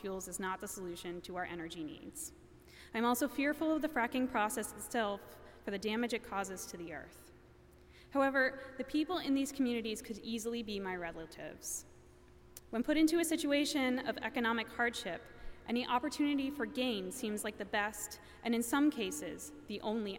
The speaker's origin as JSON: {"language": "English", "region": "Pennsylvania", "country": "United States", "tie": "born or raised there", "moved": "yes", "said": "my home state of Pennsylvania"}